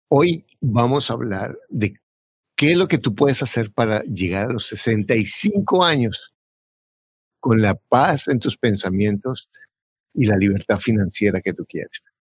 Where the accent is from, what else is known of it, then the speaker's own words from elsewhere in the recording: Bogotá, Colombia; now in United States; Yo nací en Bogotá y mi papá era un, un, campesino